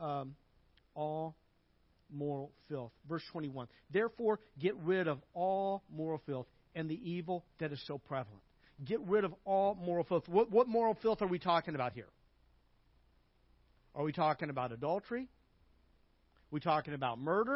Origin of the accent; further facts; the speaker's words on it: Arkansas, United States; I grew up in Arkansas